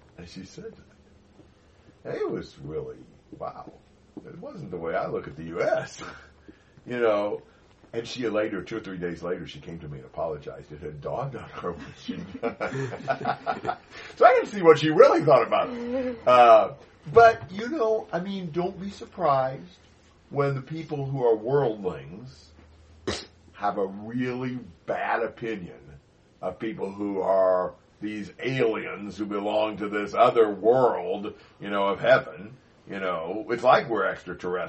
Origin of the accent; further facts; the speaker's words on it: United States; moved away as an adult; now in Brazil; as an American